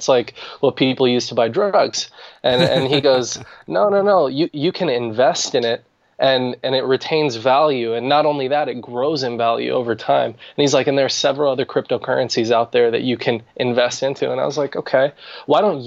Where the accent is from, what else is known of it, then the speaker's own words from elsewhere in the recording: Arizona, United States; moved away as an adult; also born or lived in Washington, DC metropolitan area; now in Washington DC area, United States; I was born in Arizona, recently moved to the DC, Maryland, Virginia area